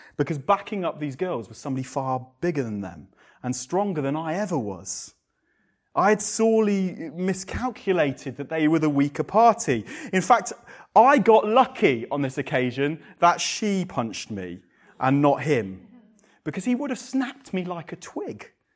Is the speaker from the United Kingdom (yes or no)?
yes; England, United Kingdom; we're English. I quite like being English in reserve, but we're so English